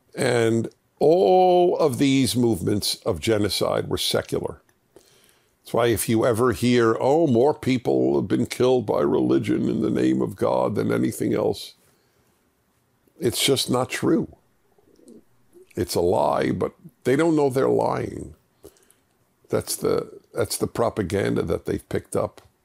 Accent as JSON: {"language": "English", "town": "New York City", "region": "New York", "country": "United States", "tie": "born or raised there"}